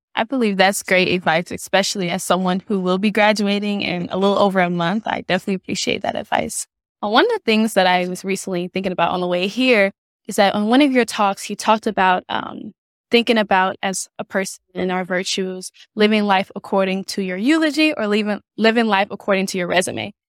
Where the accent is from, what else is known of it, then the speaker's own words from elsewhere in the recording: St. Louis, Missouri, United States; now in Kansas City, United States; I'm originally from Saint Louis, Missouri